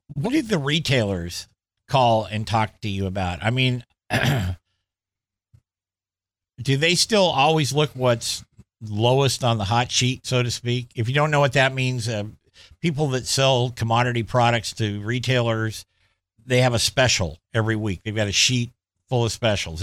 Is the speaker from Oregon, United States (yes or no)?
yes; Clackamas County, Oregon, United States; when I was a kid growing up in East Clackamas County, um, I guess it's more Central Clackamas County